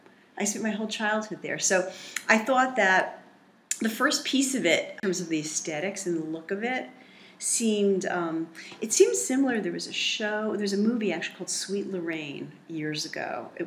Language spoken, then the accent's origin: English; South Fallsburg, New York, United States; now in Manhattan, United States; I was born in South Fallsburg. And I was born and lived my whole childhood in a house right next to my family's hotel, the Pines Hotel. And my grandparents started it.